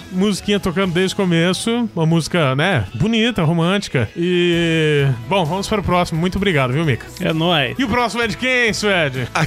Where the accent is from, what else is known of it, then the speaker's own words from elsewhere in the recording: Matão, São Paulo, Brazil; É, nós somos de Matão? né? Mas tudo bem.